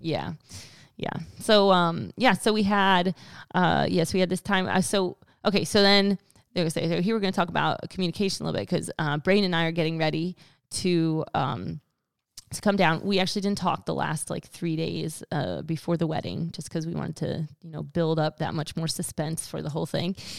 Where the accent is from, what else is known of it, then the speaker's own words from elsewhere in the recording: Pennsylvania, United States; moved away; I'm from Pennsylvania